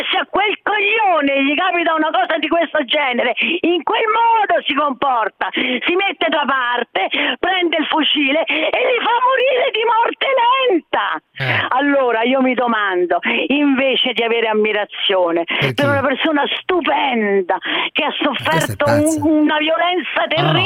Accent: Rome, Lazio, Italy; ma pure io sono romana.

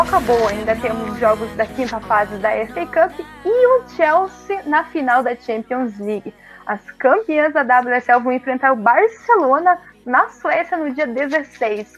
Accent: Brazil; nós somos brasileiros

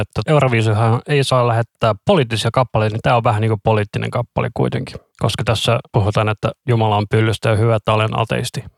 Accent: Finland; me ollaan Suomesta

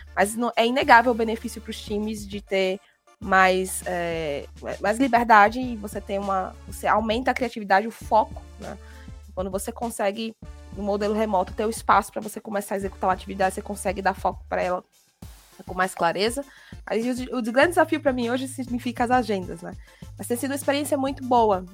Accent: Natal, Rio Grande do Norte, Brazil; morando aqui na minha cidade natal

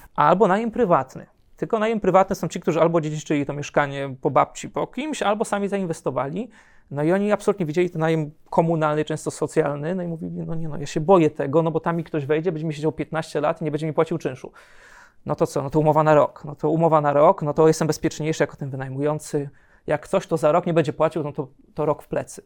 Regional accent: near Wrocław, Lower Silesian Voivodeship, Poland; moved away as an adult; also born or lived in abroad; ja jestem spod Wrocławia, więc zaczęły się studia we Wrocławiu

